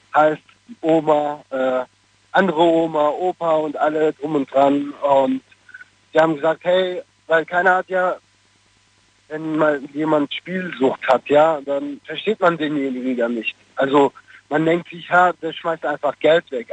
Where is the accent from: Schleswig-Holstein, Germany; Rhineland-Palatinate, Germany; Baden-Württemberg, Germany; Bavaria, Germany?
Baden-Württemberg, Germany; Stuttgart; also born or lived in Cologne; Ich bin aus Stuttgart.